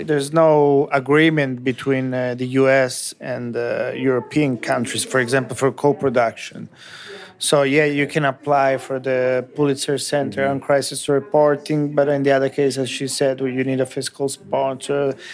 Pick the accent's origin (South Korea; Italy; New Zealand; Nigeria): Italy; English is a second language; also born or lived in United States; I have grown up in Italy all my life.